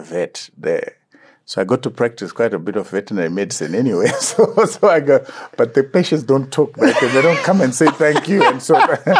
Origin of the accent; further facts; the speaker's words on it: Chinhoyi, Mashonaland West, Zimbabwe; also born or lived in Murombedzi / Kambuzuma, Harare; I was from Chikonono in, uh, in Chinoy